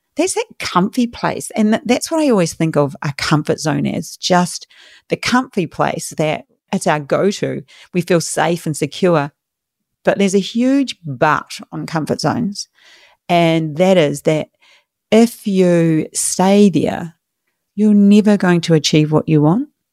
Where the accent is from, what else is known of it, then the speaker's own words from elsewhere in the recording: New Zealand; moved away as an adult; now in Australia; I'm from New Zealand, small country.